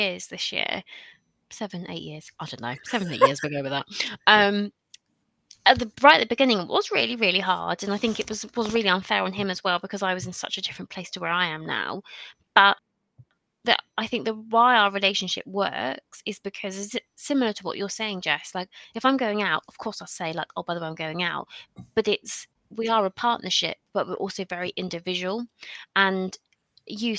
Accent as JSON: {"language": "English", "region": "South East England", "country": "United Kingdom", "also_born_or_lived": "Bristol", "said": "I'm originally from a little town between Eastbourne and Brighton"}